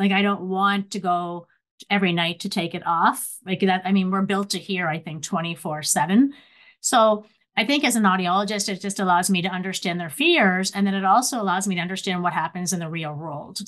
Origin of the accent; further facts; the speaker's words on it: Nova Scotia, Canada; moved away as an adult; also born or lived in Ontario; when I came to Western University, Ontario, I was from Nova Scotia